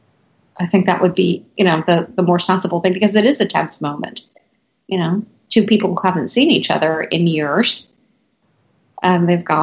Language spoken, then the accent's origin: English; New York City, New York, United States; that's a New Yorker thing, though. I mean, we walk everywhere.